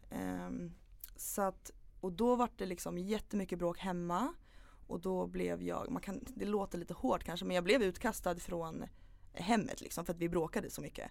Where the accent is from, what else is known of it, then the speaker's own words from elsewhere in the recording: Upplands Väsby, Stockholm County, Sweden; also born or lived in Knivsta; Jag föddes i Upplands Väsby. Mm. Bodde där tills jag var nio år ungefär.